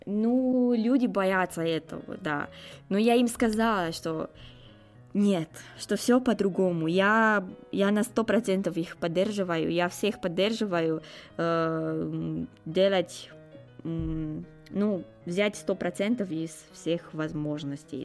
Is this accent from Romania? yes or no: yes; Romania; Russian is a second language; moved away as an adult; now in Moscow, Russia; я из Румынии